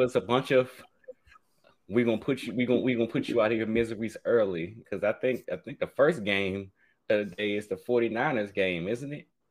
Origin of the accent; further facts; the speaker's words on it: Washington, District of Columbia, United States; I'm a kid from Washington D.C.